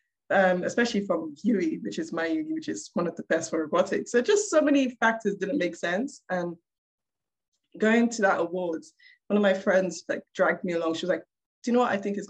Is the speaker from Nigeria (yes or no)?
yes; Nigeria; I am a Black woman. I'm a Nigerian woman in engineering, in robotics.